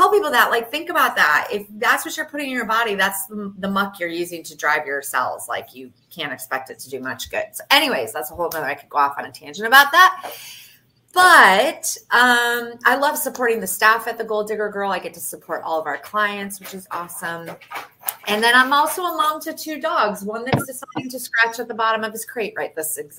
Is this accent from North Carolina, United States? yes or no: no; Michigan, United States; now in Fort Lauderdale, United States; I'm from Michigan originally